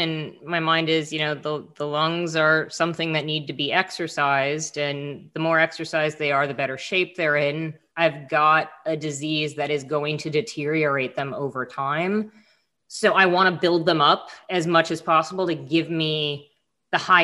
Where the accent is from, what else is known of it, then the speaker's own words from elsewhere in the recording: South Florida, United States; I grew up in South Florida, snorkeling, diving.